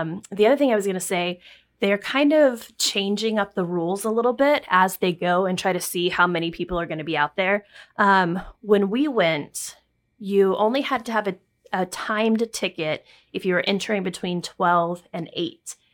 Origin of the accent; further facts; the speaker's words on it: Texas, United States; now in New York City, United States; When we lived in Texas